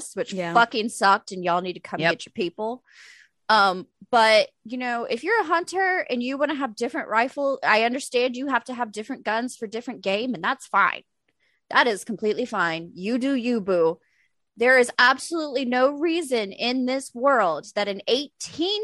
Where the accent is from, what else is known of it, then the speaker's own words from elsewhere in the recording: Arkansas, United States; I grew up in Arkansas.